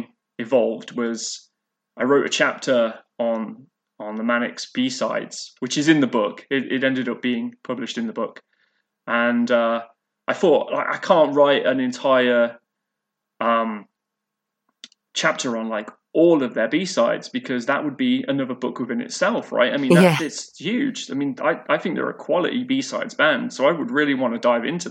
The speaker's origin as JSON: {"language": "English", "town": "Leicester", "region": "East Midlands", "country": "United Kingdom", "tie": "born or raised there", "moved": "as an adult", "lives_now": "Kingston, Canada", "said": "So I grew up in Leicester, in East Midlands. So I lived there from being born all the way up until the age of 31 when I moved to Canada"}